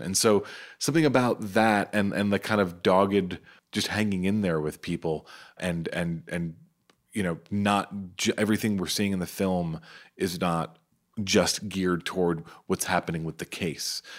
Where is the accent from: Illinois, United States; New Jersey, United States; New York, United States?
New York, United States; New York City; I'm from Staten Island